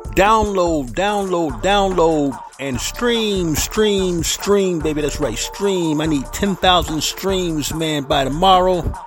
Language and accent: English; St. Petersburg, Florida, United States; the Big 727, my hometown, St. Petersburg, Florida